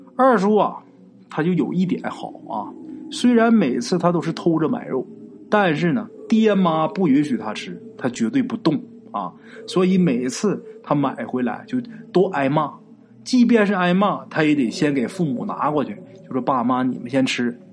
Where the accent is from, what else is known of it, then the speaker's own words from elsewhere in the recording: Northeast China, China; 咱们东北话啊就说这个肉就是慢的意思